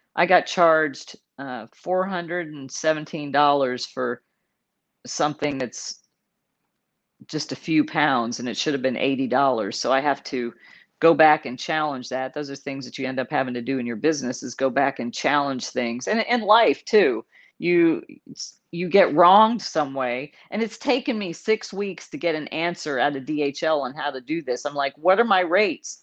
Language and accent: English; San Antonio, Texas, United States; also born or lived in Dallas, Texas; I grew up in Texas. I was born in Dallas, grew up in San Antonio